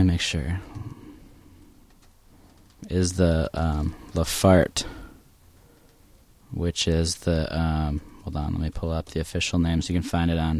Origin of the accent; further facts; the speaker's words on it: Wisconsin, United States; now in Portland, United States; my home state